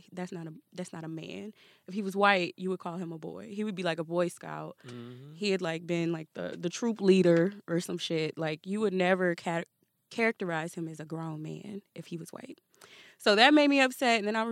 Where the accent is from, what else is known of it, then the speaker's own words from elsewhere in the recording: St. Louis, Missouri, United States; Okay, so I'm from St. Louis, born and raised.